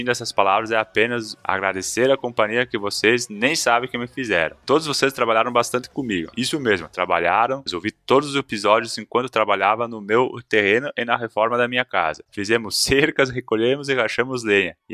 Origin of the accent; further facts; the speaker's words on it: Ceará, Brazil; tenho 23 anos e sou do interior de Heriutaba.